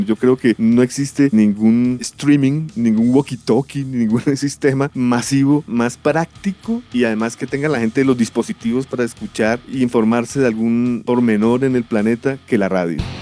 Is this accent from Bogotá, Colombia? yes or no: yes; Bogotá, Colombia; also born or lived in Los Angeles, United States; yo comencé a escuchar buena radio aquí en Bogotá, Colombia, Suramérica, esto se triplicó, cuadruplicó cuando me fui a vivir a la ciudad de Los Ángeles